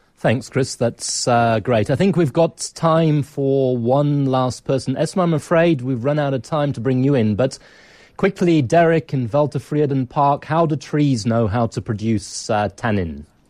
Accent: England, United Kingdom; accent: British; also born or lived in Nigeria; now in South Africa; it's a long time since I went to school in England, and even though I was born in Nigeria

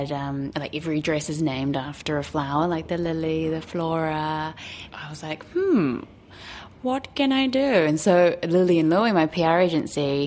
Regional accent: New Zealand; also born or lived in Los Angeles; I'm a New Zealander

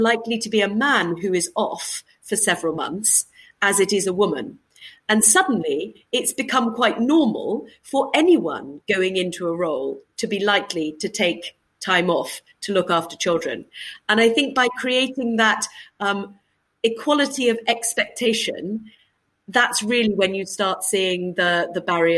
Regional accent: United Kingdom; As a British diplomat, I would have the ability to engage as a diplomat in the same way with the same groups of people

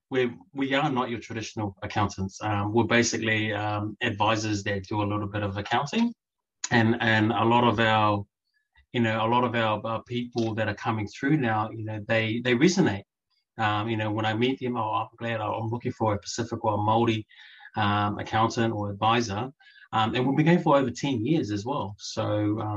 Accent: New Zealand; also born or lived in Samoa; Um, born in Samoa, uh, raised in Aotearoa.

